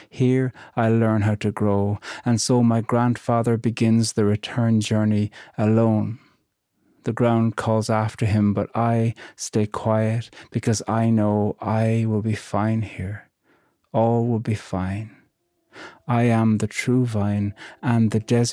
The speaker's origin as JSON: {"language": "English", "country": "Ireland"}